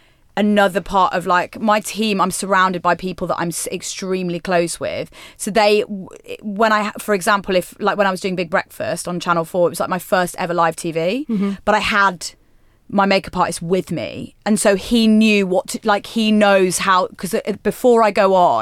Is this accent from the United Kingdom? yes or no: yes; West Midlands, United Kingdom; Yes, so I'm from near sort of like the West Midlands I'm from.